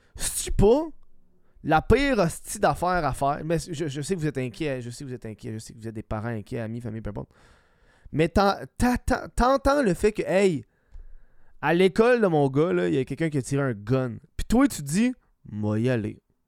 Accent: Laval, Quebec, Canada; Je suis un, je suis un gars de Laval.

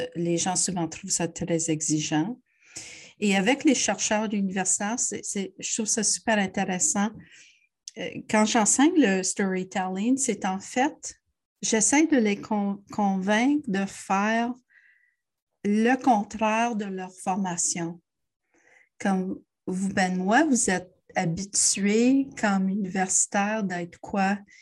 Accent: Montreal, Quebec, Canada; moved away as an adult; also born or lived in Ontario / Toronto; Je suis une Montréalaise. J'ai fait beaucoup d'études en Ontario, mais euh, j'ai retourné euh, heureusement à Montréal

